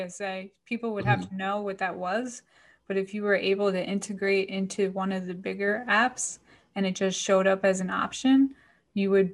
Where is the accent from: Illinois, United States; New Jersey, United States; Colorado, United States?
New Jersey, United States; Paterson; moved away as an adult; also born or lived in Philadelphia; now in Florida, United States; I grew up in New Jersey, like, right, I mean, you know, by Patterson, so very close to New York City